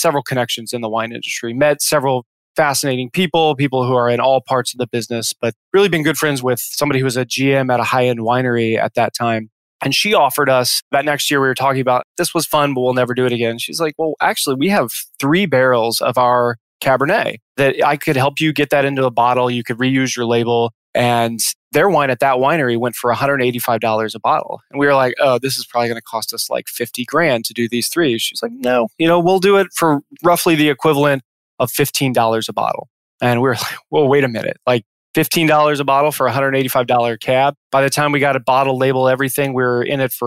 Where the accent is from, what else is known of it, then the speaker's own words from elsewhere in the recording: Midwest, United States; moved away as an adult; I grew up in the Midwest